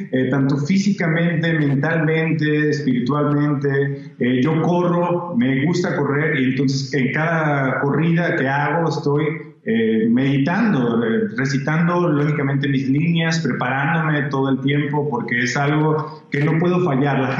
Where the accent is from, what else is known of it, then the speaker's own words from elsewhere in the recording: El Salvador; Ah, yo soy salvadoreño.